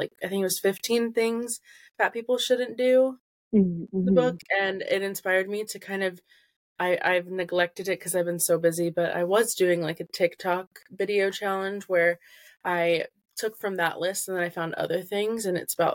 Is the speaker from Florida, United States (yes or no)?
no; Central Illinois, United States; I'm from Central Illinois